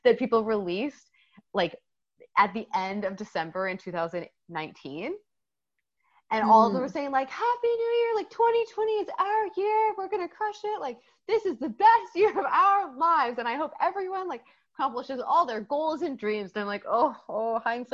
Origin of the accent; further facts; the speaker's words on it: Canada; we are Canadian